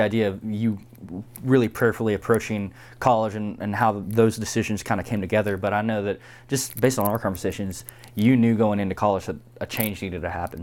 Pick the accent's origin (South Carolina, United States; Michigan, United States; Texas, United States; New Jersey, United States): Texas, United States; Houston; moved away; I'm from Houston, the bigger city